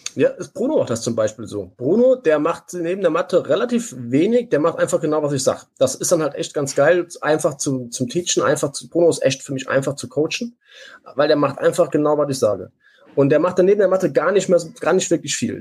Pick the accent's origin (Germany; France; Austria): Germany; Saarland; accent: Saarländisch; ich bin Saarländer